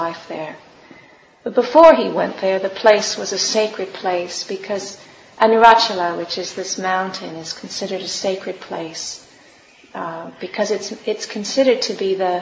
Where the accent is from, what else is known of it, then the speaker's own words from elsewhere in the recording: California, United States; moved away; I'm from California